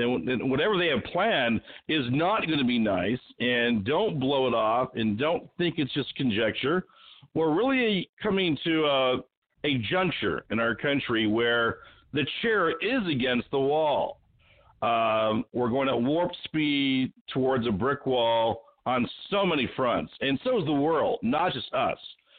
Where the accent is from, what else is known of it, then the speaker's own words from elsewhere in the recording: Sacramento, California, United States; also born or lived in Anaheim; And I know I grew up there in Sacramento and in Anaheim. My father was in the U.S. Air Force.